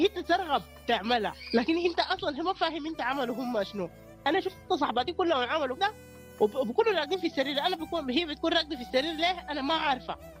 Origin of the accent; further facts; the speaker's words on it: Sudan; عندنا في السودان